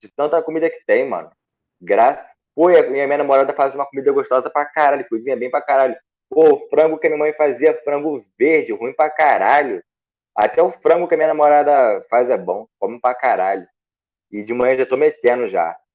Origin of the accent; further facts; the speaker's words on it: Goiânia, Goiás, Brazil; Sou de Goiânia.